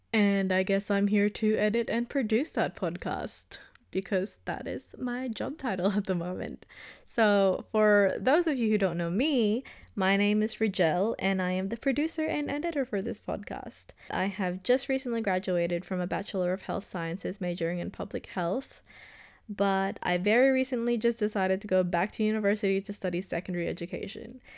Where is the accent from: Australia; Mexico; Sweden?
Australia; also born or lived in Philippines; I came from the Philippines, but I pretty much grew up in Australia. I moved here when I was turning seven or eight.